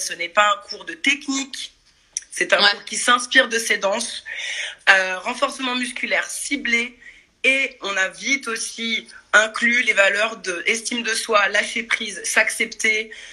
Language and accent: French; Paris suburbs, Île-de-France, France; moved away as an adult; also born or lived in Brazil; now in Marseille, France; je suis parisienne banlieusarde